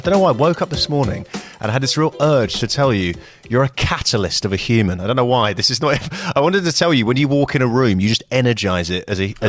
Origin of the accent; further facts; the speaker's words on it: United Kingdom; which, you know, I love as well as a Brit.